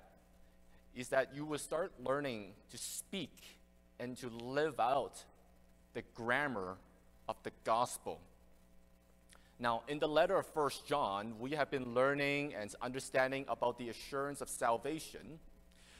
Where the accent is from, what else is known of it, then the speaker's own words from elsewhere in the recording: Canada; also born or lived in Hong Kong; I came to Canada when I was very young